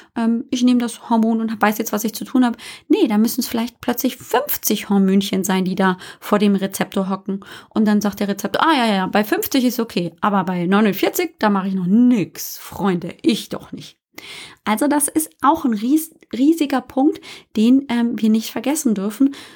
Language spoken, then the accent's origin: German; Germany; accent: German; also born or lived in United States; man hört natürlich immer meinen englischen Akzent, äh, meinen deutschen Akzent